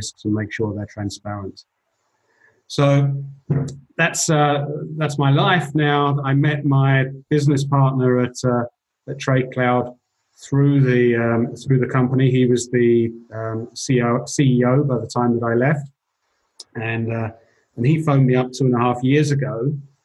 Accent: England, United Kingdom; moved away as an adult; also born or lived in London; now in Switzerland; I'm an English guy

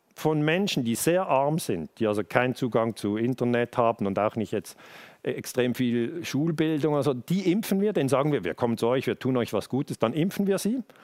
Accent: Switzerland; wir sind hier in der Schweiz, ich bin in der Schweiz geboren

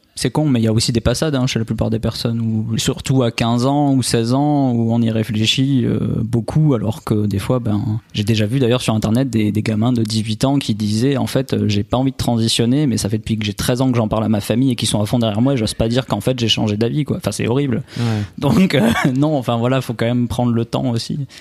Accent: Albi, Occitania, France; accent: accent chantant; now in Nice, France; je suis originaire euh, d'Albi à la base, à côté de Toulouse, mais en à ce moment j'habite à, Nice

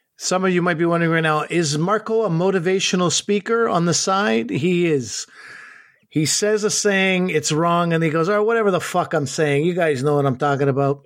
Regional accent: Canada; I grew up as a Pakistani kid in Canada

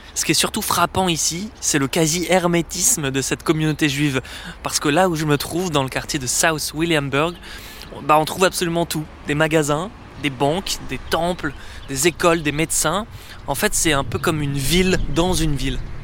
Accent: Paris, Île-de-France, France; je suis journaliste français, je viens de Paris.

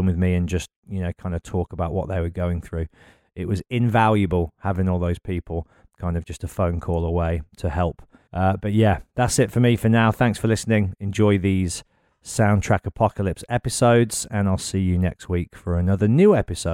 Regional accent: Birmingham, West Midlands, United Kingdom; born or raised there

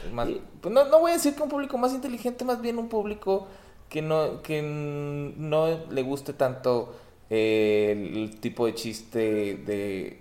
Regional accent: Torreón, Coahuila, Mexico; moved away; yo crecí en Torreón

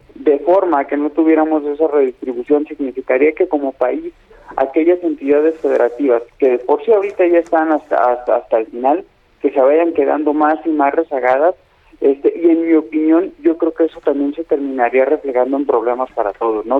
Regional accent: Mexico; problemas que nos atañen a todos como pues mexicanos

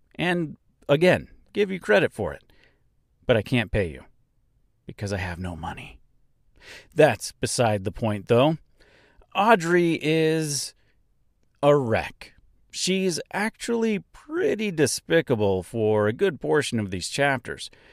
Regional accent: Nebraska, United States; my hometown here in Nebraska

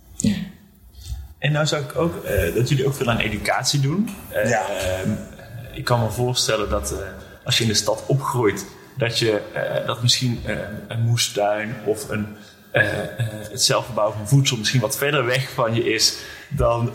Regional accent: North Brabant, Netherlands; ik kom zelf uit het Brabantse land

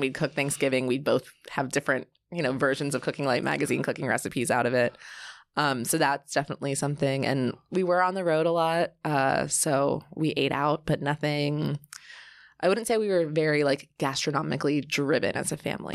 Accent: Bucks County, north of Philadelphia, Pennsylvania, United States; also born or lived in Dallas, Texas; I was born in Dallas, but moved almost immediately to Philadelphia, north

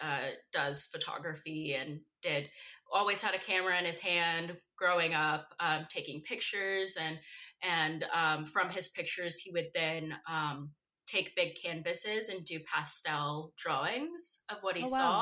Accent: Roanoke, Virginia, United States; in a town called Roanoke, Virginia

